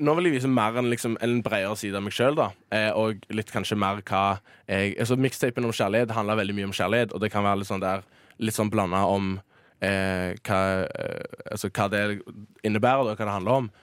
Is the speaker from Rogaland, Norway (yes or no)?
yes; Stavanger, Rogaland, Norway; hjemme i Stavanger.